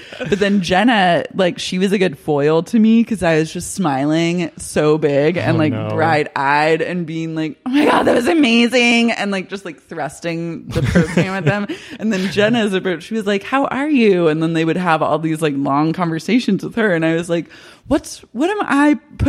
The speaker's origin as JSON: {"language": "English", "region": "Oklahoma", "country": "United States", "said": "I'm from Oklahoma."}